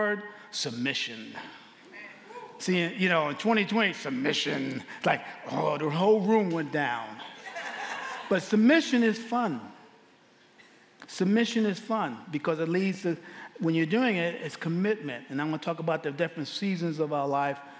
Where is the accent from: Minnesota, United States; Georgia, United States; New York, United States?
New York, United States; New York City; now in Abilene, United States; I'm from Abilene, Texas. Originally, I'm from New York City.